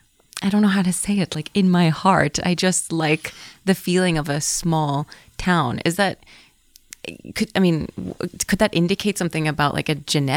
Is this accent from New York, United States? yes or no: yes; New York City, New York, United States; moved away as an adult; now in Amazon; So I'm born and raised in New York City.